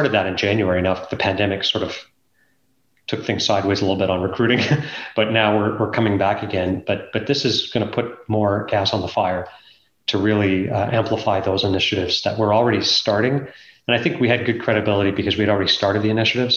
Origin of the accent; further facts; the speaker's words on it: Canada; growing up in Canada, or let's call it America, because Canada's not that different culturally than the United States, because I grew up here